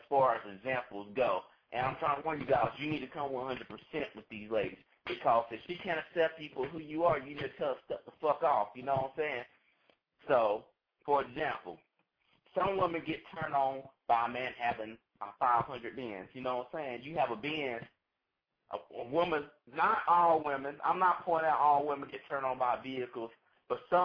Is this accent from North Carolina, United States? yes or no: yes; North Carolina, United States; I am from North Carolina NC State University